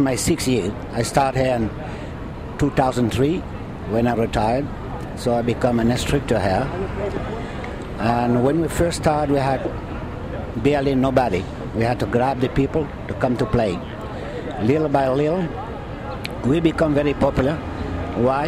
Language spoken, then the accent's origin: English; France; now in New York, United States; I'm French